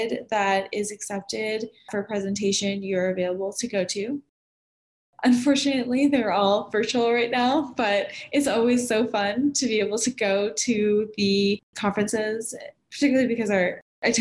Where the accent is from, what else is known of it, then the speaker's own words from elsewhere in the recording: Miami, Florida, United States; moved away as an adult; now in Denver, United States; I come from Miami